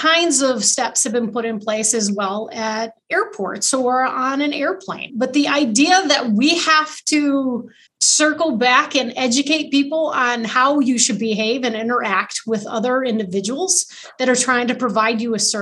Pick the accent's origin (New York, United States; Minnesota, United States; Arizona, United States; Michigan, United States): Michigan, United States; Carson City; I grew up in Carson City, so just a little north of Lansing